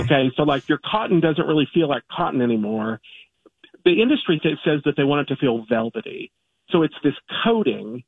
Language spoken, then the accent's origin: English; Kentucky, United States; I'm from Kentucky.